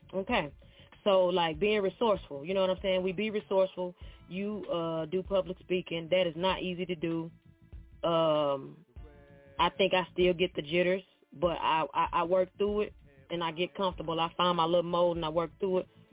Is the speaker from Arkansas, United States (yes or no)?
yes; near Memphis, Arkansas, United States; moved away as an adult; now in Nashville, United States; I'm originally from Arkansas by Memphis, like really close to Memphis, right? I'm in Nashville now.